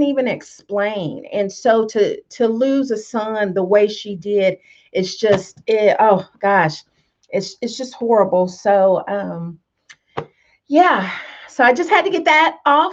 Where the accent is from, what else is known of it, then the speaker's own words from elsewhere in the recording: Tonganoxie, Kansas, United States; this lady I grew up with in Tonganoxie. We're Tonganoxie country girls